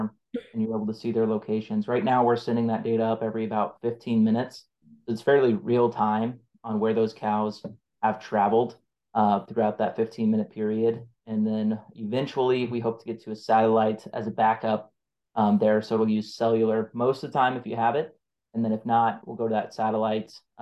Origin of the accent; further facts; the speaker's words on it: North Central Nebraska, United States; I grew up ranching in North Central Nebraska